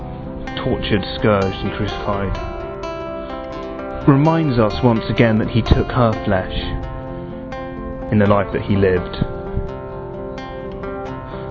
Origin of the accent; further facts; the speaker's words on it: United Kingdom; I'm 22 years old and I'm from Britain